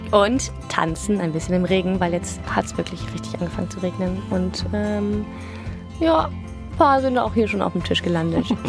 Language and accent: German; Cologne, North Rhine-Westphalia, Germany; wir kommen aus Köln